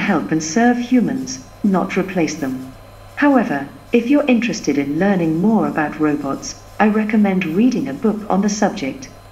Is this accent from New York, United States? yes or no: yes; New York, United States; I grew up in New York